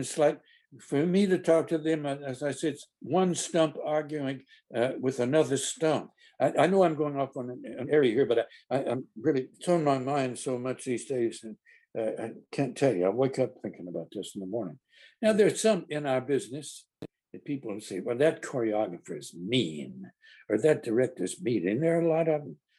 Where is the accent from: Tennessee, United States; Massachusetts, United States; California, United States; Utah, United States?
Tennessee, United States; Carthage; moved away; also born or lived in New York; my hometown paper the Carthage Courier, the only paper in the world that gives a whoop for Smith County.